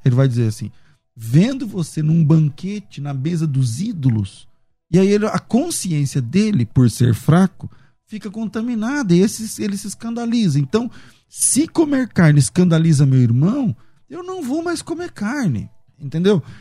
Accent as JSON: {"language": "Portuguese", "region": "Mato Grosso", "country": "Brazil", "said": "eu sou do Mato Grosso"}